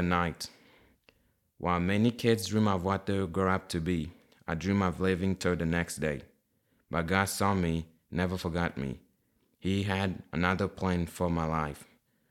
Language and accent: English; Kinshasa, DR Congo; moved away; I was raised in Kinshasa, the capital city of Democratic Republic of Congo